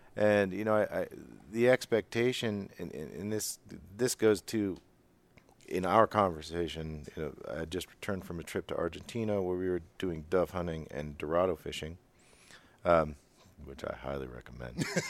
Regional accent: Western Pennsylvania, United States; I'm from Western P

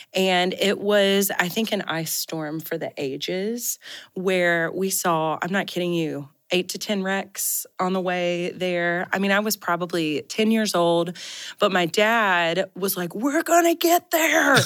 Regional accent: Mississippi, United States; I grew up in Mississippi and there wasn't a lot of snow on the ground in the South eh, where we were from

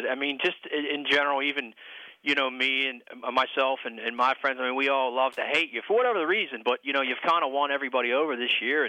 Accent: Western Pennsylvania, United States; Western Pennsylvania.

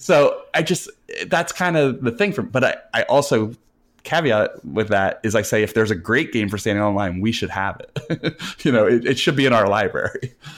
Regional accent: New Jersey, United States; I'm from New Jersey. I've grown up, I've lived here all my life

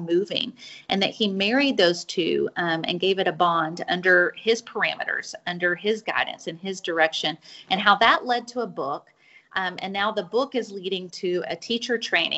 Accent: Fort Worth, Texas, United States; I am from Fort Worth, Texas. I still live in Fort Worth

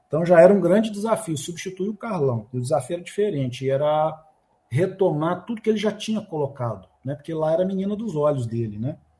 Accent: Minas Gerais, Brazil; Eu sou mineiro, tá aqui um mineiro

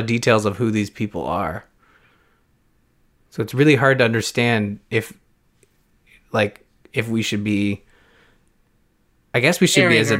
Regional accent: Canada; Look at me just being all Canadian up in this podcast.

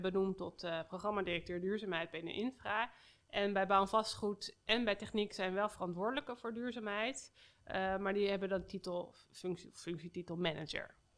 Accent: Amsterdam, North Holland, Netherlands; ik niet als Amsterdammer

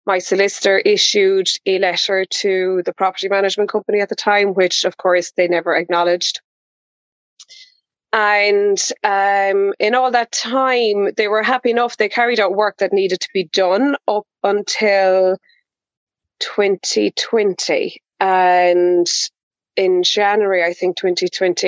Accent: County Kerry, Ireland; born or raised there

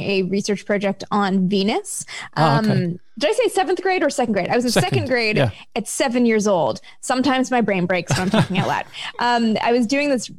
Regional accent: Canada; I'm from Canada

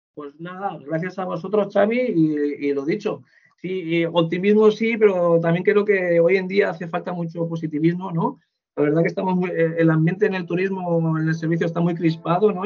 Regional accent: Spain

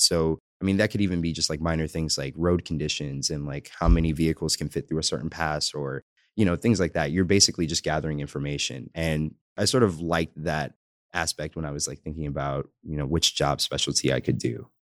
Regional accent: New York City, New York, United States; moved away; I'm originally from the Bronx in New York. Pretty much, uh, born and raised there

